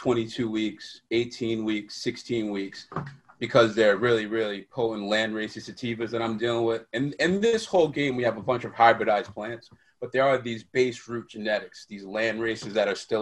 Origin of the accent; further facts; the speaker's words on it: New York, United States; born and raised in New York, and city that never sleeps.